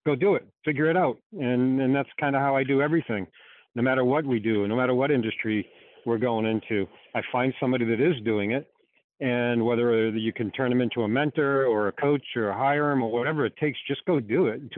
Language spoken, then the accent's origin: English; Boston, Massachusetts, United States; From Boston. Can you hear the accent?